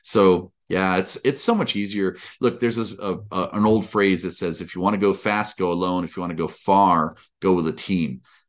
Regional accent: Washington, District of Columbia, United States; born there; I was born in Washington, D.C. Years and years and years ago.

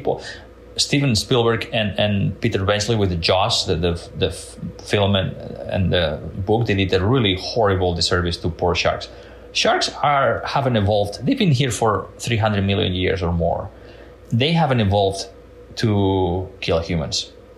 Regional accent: Mediterranean coast, Spain; English is a second language; So when I was a little kid growing up in the Mediterranean coast of Spain, I was fascinated by Jacques Cousteau's documentaries.

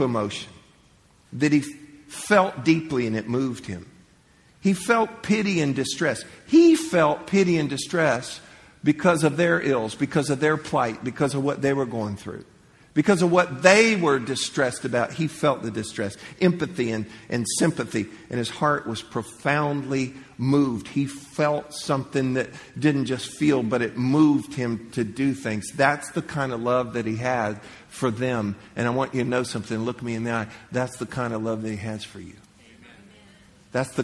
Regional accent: Central Florida, United States; I grew up in Central Florida

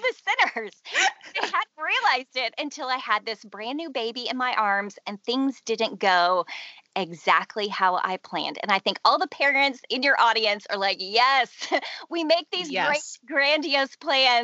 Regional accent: Houston, Texas, United States; I grew up in Houston, Texas

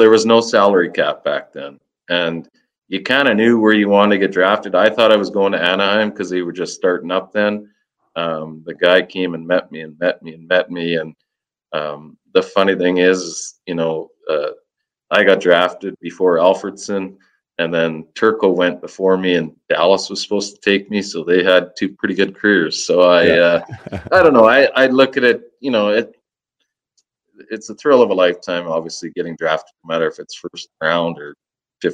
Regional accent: Saskatchewan, Canada; I'm from Saskatchewan

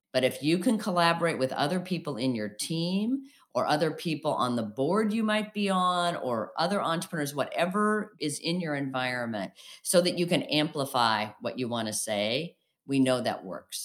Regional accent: outside of Springfield, Illinois, United States; also born or lived in Saint Louis; we grew up outside of Springfield, Illinois, so downstate, as they say.

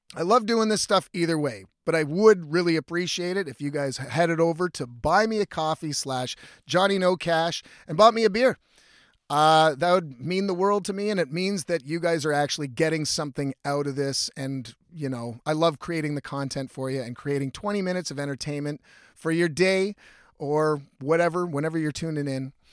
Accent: Ontario, Canada; I'm from Ontario

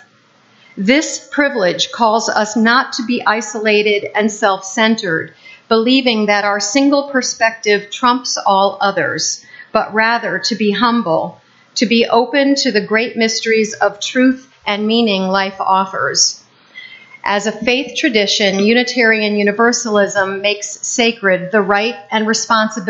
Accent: Peterborough, New Hampshire, United States; moved away; when I went back to my hometown of Peterborough, New Hampshire, I discovered that there was a UU church right in the center of town the whole time I was growing up

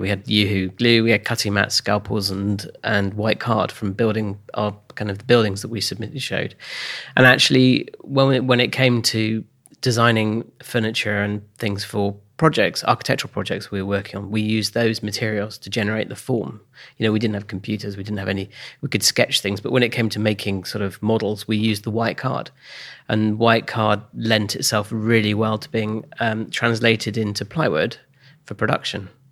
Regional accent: Oxfordshire, South East England, United Kingdom; Born in 1969, um, and then I grew up in Oxfordshire.

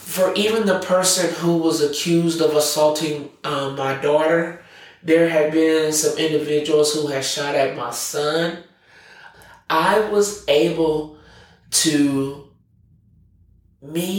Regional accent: Omaha, Nebraska, United States; I was born and raised in North Omaha

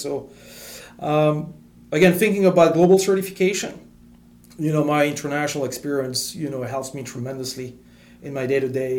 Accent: France; English is a second language; moved away as an adult; also born or lived in Middle East; now in United States; I grew up in France

